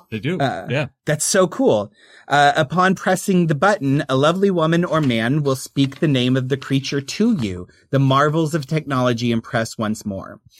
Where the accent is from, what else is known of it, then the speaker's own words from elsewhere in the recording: Oklahoma, United States; accent: Oklahoma; I overcompensate because of my Oklahoma accent